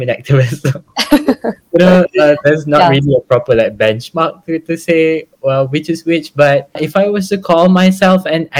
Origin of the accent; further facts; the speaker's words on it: Malaysia; being Malaysian